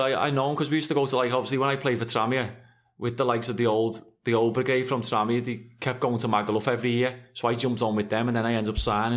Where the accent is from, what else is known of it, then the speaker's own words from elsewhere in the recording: Liverpool, North West England, United Kingdom; also born or lived in West Derby, Liverpool; I'm from Anfield, I'm a humble lad